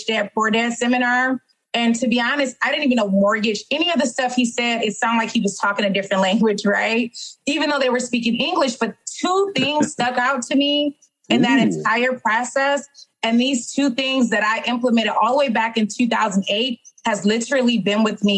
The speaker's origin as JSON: {"language": "English", "town": "Detroit", "region": "Michigan", "country": "United States", "tie": "born or raised there", "said": "born and raised in Detroit, Michigan."}